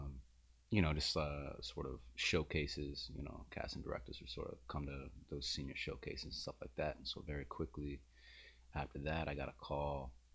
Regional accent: New Orleans, Louisiana, United States; also born or lived in Slidell, Louisiana / Chicago; I grew up in New Orleans, in New Orleans area. Spent my whole life here. I actually, I just figured out recently that I'm a ninth generation New Orleanian.

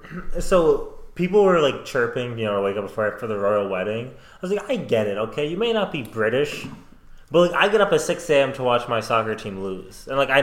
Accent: Minnesota, United States; where we're from Minnesota, we sure as hell are nice.

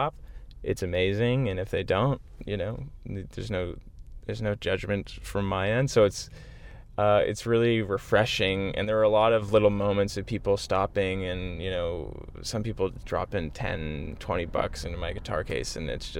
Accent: Whitby, Ontario, Canada; where I grew up in Whitby, Ontario, in that sort of Durham region.

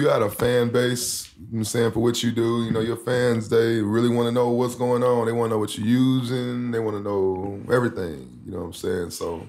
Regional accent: Houston, Texas, United States; Yeah, I'm from H-Town.

